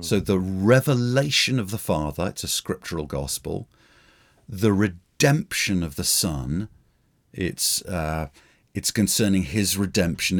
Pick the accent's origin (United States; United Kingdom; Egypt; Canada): United Kingdom; as a Brit